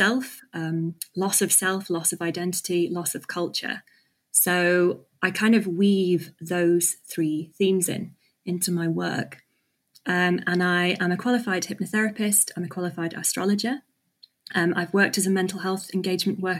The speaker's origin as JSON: {"language": "English", "region": "England", "country": "United Kingdom", "tie": "born or raised there", "said": "I was born in England"}